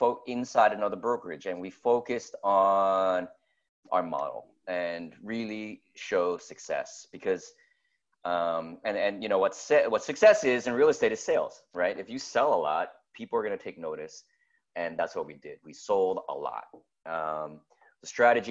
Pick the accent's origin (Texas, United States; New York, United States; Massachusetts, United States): New York, United States; now in San Francisco, United States; I'm from New York originally. I love high rises. I'm a Manhattanite.